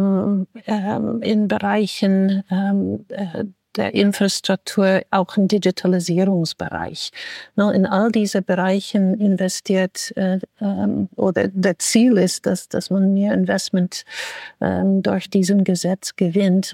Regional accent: United States; German is a second language; also born or lived in Europe; now in Germany; ich bin Amerikanerin, die jetzt in, in Europa wohnt

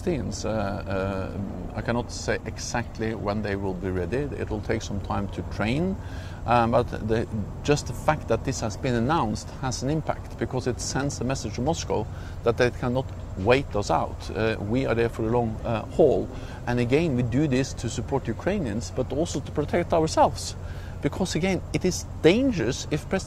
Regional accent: Norway; I'm coming from Norway, a small country bordering Russia.

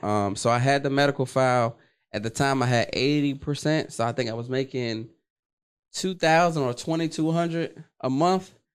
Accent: Washington, District of Columbia, United States; I'm from Washington, D C, born and raised

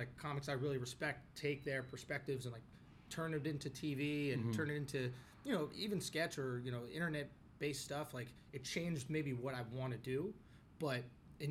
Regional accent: New York City, New York, United States; I grew up in New York City

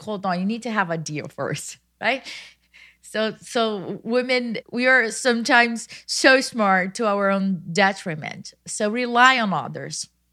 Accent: Brazil; moved away as an adult; now in United States; I was born in Brazil, I went to high school in another town at fourteen years old

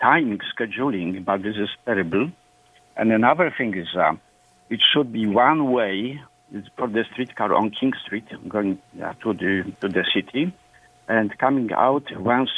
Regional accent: Poland; English is a second language; moved away as an adult; now in Toronto, Canada; I am in Canada since 1981, So I came from Poland

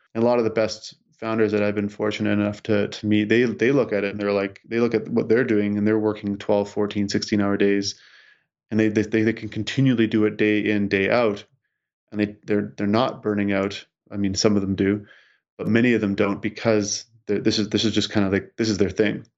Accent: Saskatchewan, Canada; as a kid growing up in Sis-, in Saskatchewan

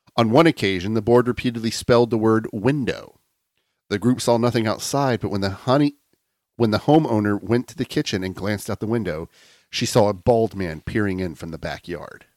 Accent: Lakeland, Florida, United States; Lakeland, my hometown

